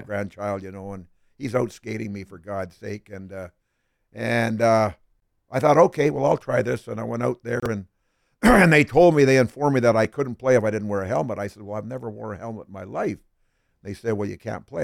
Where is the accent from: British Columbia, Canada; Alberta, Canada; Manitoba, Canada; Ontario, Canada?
British Columbia, Canada; moved away as an adult; also born or lived in Smithers, British Columbia; now in Philadelphia, United States; I'm still a Canadian citizen